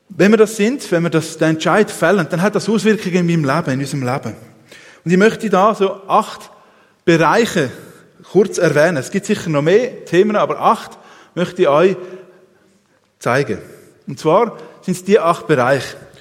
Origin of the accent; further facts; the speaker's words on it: Switzerland; als Schweizer